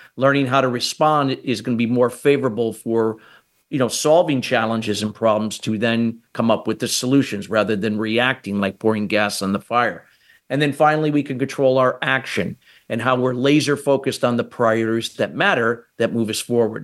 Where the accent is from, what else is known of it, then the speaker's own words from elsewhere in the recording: United States; I'm from the United States